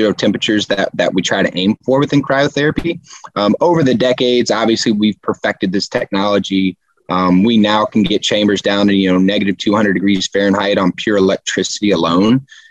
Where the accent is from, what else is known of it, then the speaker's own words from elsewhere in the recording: Houston, Texas, United States; I'm from Houston